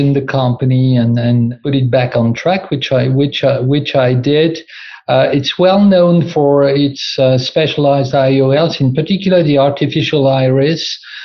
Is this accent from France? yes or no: yes; France; moved away as an adult; also born or lived in Rotterdam, Netherlands; now in Netherlands; I'm originally from France